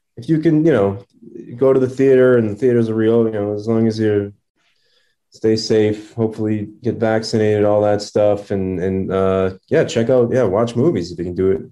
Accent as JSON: {"language": "English", "town": "Revere", "region": "Massachusetts", "country": "United States", "tie": "born or raised there", "moved": "yes", "said": "my hometown theater of uh, Revere"}